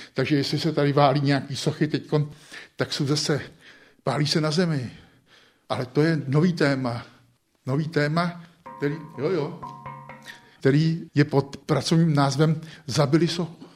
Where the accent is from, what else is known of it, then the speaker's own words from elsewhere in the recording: Český Krumlov, South Bohemian Region, Czechia; also born or lived in Prague; jsem prostě tě krumlovák, ale pro krumlovák je náplava, protože jsem tady až teprve od pěti let svých. Narodil jsem se v Praze